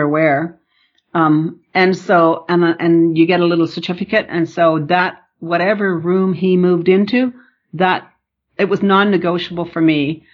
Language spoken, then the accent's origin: English; Newfoundland and Labrador, Canada; moved away; I'm from Northern Newfoundland and my family focused on university